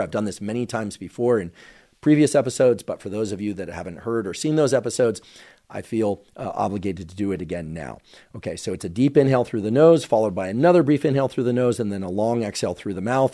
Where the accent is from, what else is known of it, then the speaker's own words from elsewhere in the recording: Bay Area, California, United States; I grew up in the Bay Area